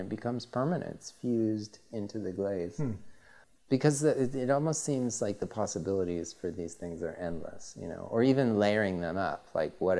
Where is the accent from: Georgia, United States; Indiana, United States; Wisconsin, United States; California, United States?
California, United States; I love living in California. I'm from California.